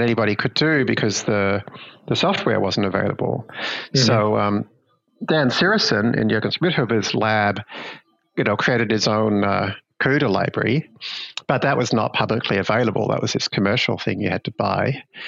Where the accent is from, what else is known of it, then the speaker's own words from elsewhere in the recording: Melbourne, Victoria, Australia; my hometown in Melbourne, Australia